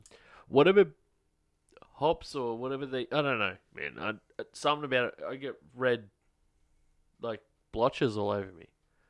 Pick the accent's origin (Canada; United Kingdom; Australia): Australia; Brisbane, Queensland; I'm from Queensland, dude